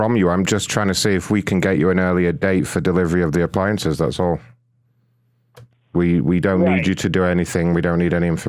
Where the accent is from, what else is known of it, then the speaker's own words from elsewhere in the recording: United Kingdom; now in United States; No, I'm British, but I've moved to the United States about 2 years ago now.